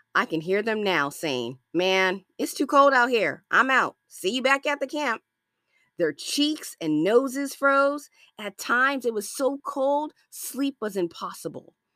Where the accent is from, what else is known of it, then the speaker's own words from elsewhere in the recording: Los Angeles, California, United States; I'm from Los Angeles, California